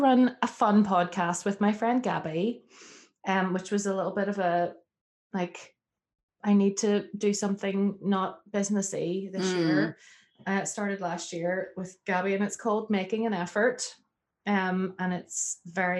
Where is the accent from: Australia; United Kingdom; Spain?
United Kingdom; Northern Ireland; I'm from Northern Ireland.